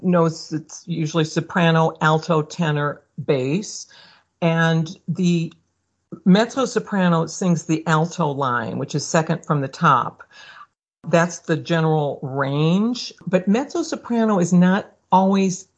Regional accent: Omaha, Nebraska, United States; moved away as an adult; also born or lived in St. Louis, Missouri; now in Catskills, United States; I was born in Omaha, went from there to college in St. Louis at Washington University. But while I was growing up, my mother played the piano a lot

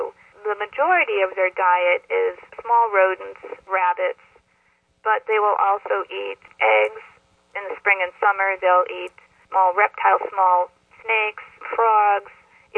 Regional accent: Wisconsin, United States; moved away as an adult; also born or lived in Minnesota; now in New York, United States; Sure. I grew up in Wisconsin and went to college in Wisconsin and then transferred to Minnesota

